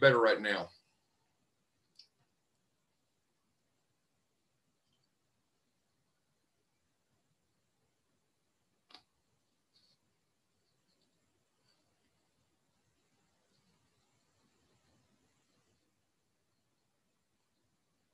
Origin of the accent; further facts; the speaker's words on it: Oklahoma City, Oklahoma, United States; moved away as an adult; also born or lived in Enid, Oklahoma / Southern Missouri; now in Marshall, Missouri, United States; I grew up in Oklahoma City